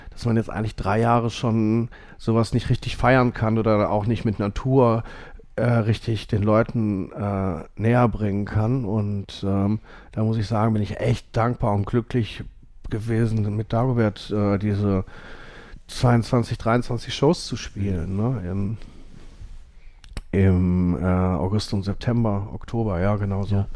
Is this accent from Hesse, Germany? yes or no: no; Essen, North Rhine-Westphalia, Germany; ich komme aus Essen-Borbeck. Ähm